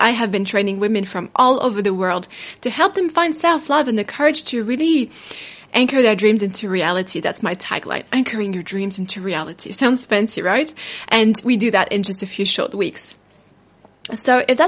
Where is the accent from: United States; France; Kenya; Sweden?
France; now in New Zealand; I come from France, but I live in New Zealand